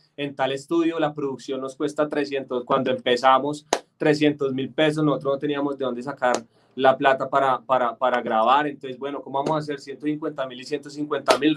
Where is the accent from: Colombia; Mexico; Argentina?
Colombia; Bogotá; accent: paisa; yo soy de aquí de Bogotá, pero toda mi familia es paisa